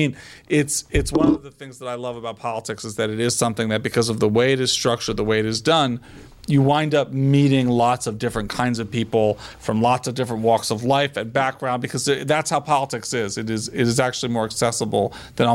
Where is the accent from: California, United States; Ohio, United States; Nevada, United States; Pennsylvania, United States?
Pennsylvania, United States; Philadelphia; I'm from Philly. I grew up, you know, just outside the city